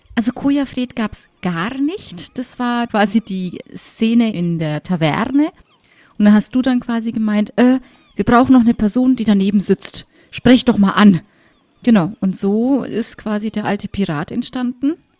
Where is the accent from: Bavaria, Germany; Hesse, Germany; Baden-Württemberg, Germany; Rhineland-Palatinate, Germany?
Bavaria, Germany; Middle Franconia